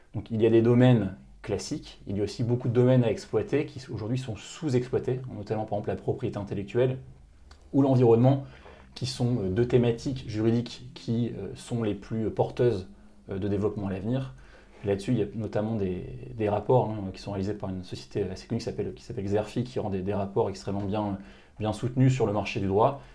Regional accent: Lille, Hauts-de-France, France; also born or lived in Paris; je suis originaire de Lille à la base

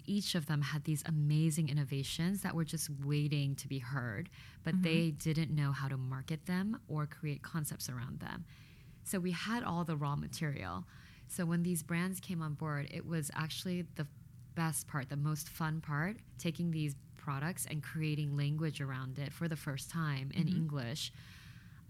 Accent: Louisiana, United States; moved away; also born or lived in Korea; having grown up in Louisiana

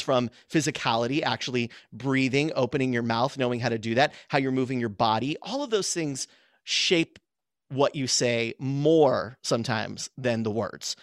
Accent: San Diego County, Southern California, United States; I grew up in, in Southern California

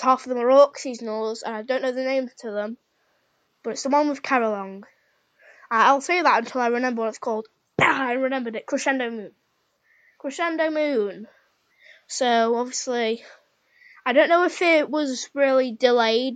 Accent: United Kingdom; I'm British

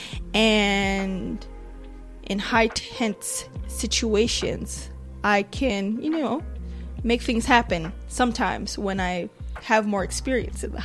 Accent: Nigeria; But I'm Nigerian.

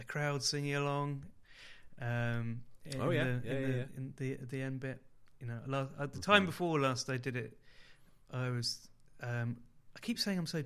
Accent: Oxford, South East England, United Kingdom; all my teenage years growing up in Oxford

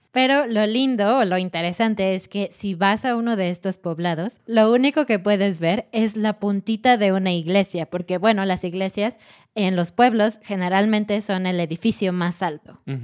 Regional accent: Mexico; moved away; Siendo mexicana y habiendo vivido en México por 27 años

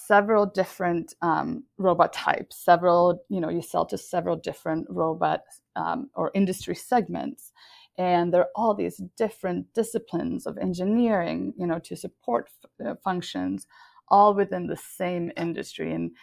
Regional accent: Sweden; moved away; I was born and raised in Sweden

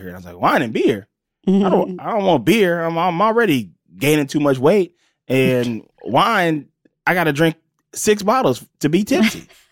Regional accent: Los Angeles, California, United States; also born or lived in Pascagoula, Mississippi; I am from originally from Pascagoula, Mississippi, and I moved to Los Angeles when I was about eight years old, and I've been here ever since then. Grew up

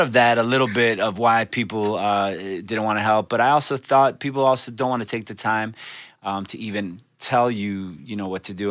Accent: Miami, Florida, United States; born in Miami, raised in Miami, uh, grew up in uh, Miami Beach, North Bay Village area

